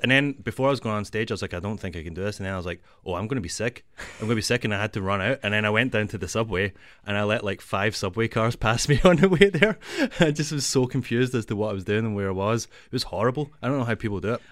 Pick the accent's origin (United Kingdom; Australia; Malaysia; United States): United Kingdom; Glasgow, Scotland; moved away as an adult; now in Toronto, Canada; I'm from Glasgow